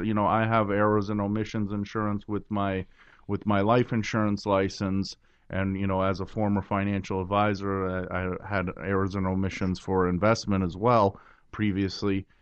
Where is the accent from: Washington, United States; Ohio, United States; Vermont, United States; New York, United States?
New York, United States; New York City; I was born in Brooklyn. I love my city.